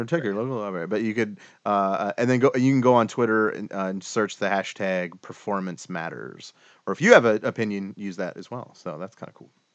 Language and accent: English; Cleveland, Ohio, United States; We're from Cleveland